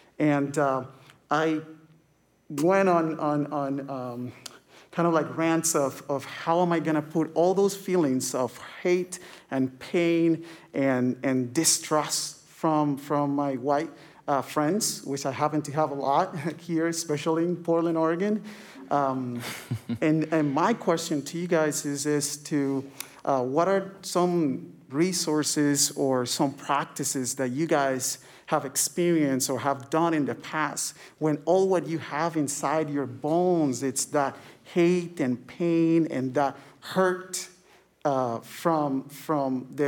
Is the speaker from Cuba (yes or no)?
yes; Cuba; I am considered, or I identify myself as an Afro-Latino. I'm from Cuba.